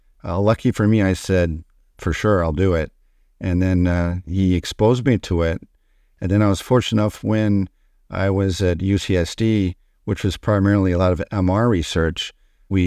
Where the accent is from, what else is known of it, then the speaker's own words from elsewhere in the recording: Detroit, Michigan, United States; born there; Yeah, so I was born in Detroit, Michigan